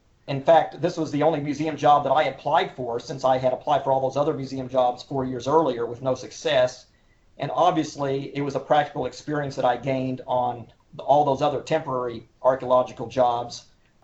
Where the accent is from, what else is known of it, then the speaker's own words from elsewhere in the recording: Oklahoma City, Oklahoma, United States; I was born and raised in Oklahoma City, as you could probably tell from my accent